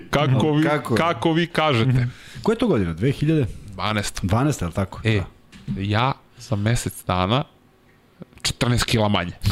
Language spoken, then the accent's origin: Croatian; Serbia; Ali u nekim trenucima vidio sam neki ono kao Srbin, znaš, kao šta će on ovde